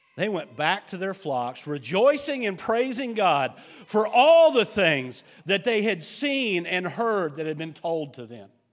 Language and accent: English; United States; as an American